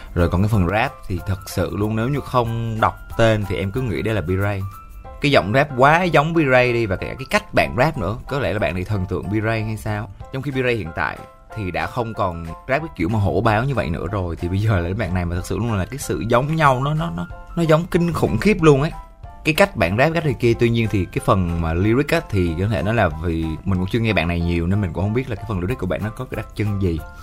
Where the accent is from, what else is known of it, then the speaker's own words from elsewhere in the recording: Vietnam; accent: mountain-region (rural) accent; cái giọng em là cái giọng miền núi